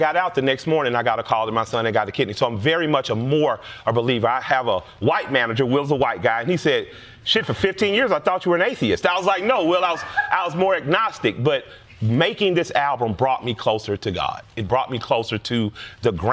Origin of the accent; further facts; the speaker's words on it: the South, Southern United States, United States; I'm a Southern black man